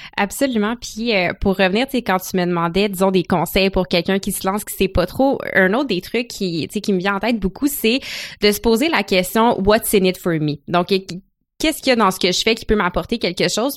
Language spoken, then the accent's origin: French; Gatineau, Quebec, Canada; born or raised there; moved away as an adult; also born or lived in Ottawa; now in Montreal, Canada